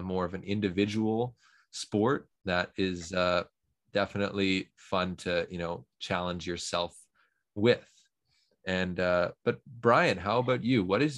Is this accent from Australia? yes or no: no; Toronto, Ontario, Canada; Oh, so me being from Toronto, Canada, of course, I mean, we only have one basketball team in the whole country